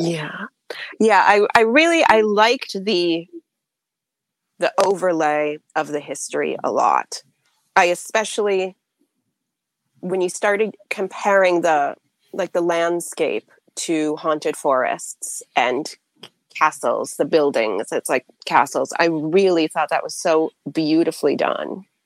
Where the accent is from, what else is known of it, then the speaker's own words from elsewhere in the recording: New England, United States; I'm from New England